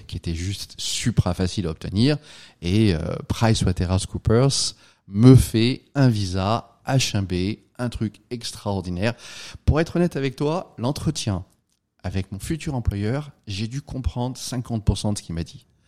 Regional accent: France; moved away as an adult; now in United States; je suis un Français, je suis là depuis quelques années

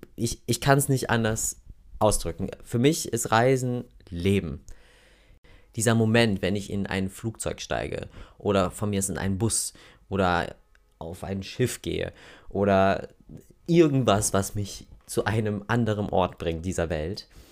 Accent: Oberhausen, North Rhine-Westphalia, Germany; accent: Ruhrpott (Dat und Watt); moved away as an adult; also born or lived in Germersheim; Ich bin in Oberhausen geboren, im Kohlepott, wie man so schön sagt. Ich glaube, das merkt ihr auch manchmal an meinem, wenn ich so voll am Quatschen bin, dass da mal so zwischendurch so ein Dat und Watt ähm, durchkommt.

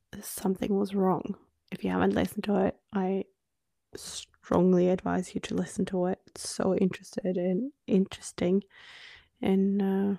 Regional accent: Norway; accent: Norwegian; first language Norwegian; English is a second language; Australia, they're not even going to know you're Norwegian. And I'm like, even I can hear my Norwegian in my Australian accent.

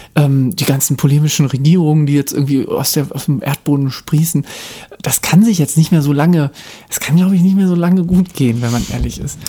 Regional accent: Baden-Württemberg, Germany; In Baden-Württemberg, also wobei ich bin nicht in Baden-Württemberg geboren, aber ich bin da aufgewachsen

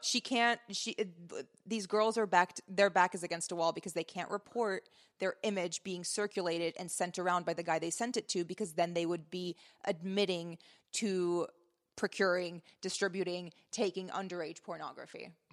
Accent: Lebanon; moved away; my relationship with my home country

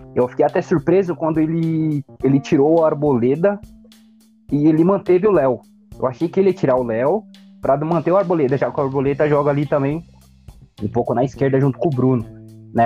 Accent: São Paulo, Brazil; eu estou aqui situado na, na zona leste de São Paulo, para ser mais exato aqui na Vila União

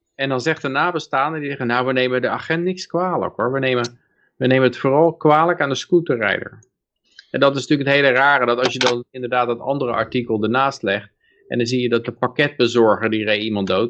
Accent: Netherlands

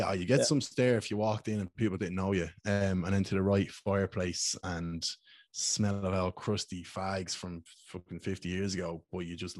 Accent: Ashbourne, Leinster, Ireland; I'm from Mead, like, and Screen is only about 20-25 minutes from me

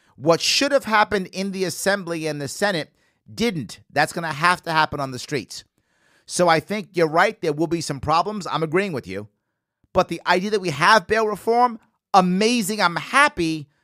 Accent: New York City, New York, United States; a Bronx native as I am

